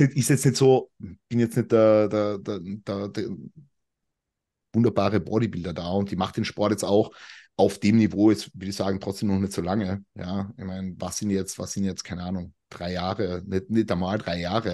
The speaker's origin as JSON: {"language": "German", "region": "Carinthia", "country": "Austria", "moved": "as an adult", "lives_now": "Vienna, Austria", "said": "ich komme ja eigentlich aus dem Süden von Österreich. Da redet man ja nochmal anders. Wie gesagt, ich bin 2019 nach Wien gezogen, ich komme ja eigentlich von ganz unten"}